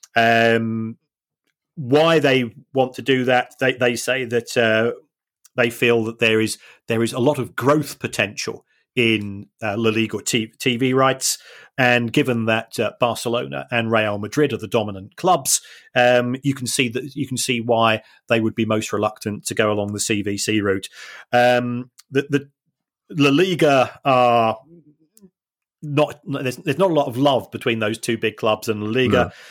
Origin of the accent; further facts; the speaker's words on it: Manchester, North West England, United Kingdom; I say I'm from Manchester, or, yeah, I've lived in Manchester most of my life